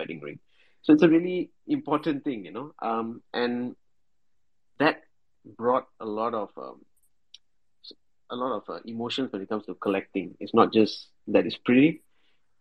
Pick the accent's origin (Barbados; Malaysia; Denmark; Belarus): Malaysia; I'm from Malaysia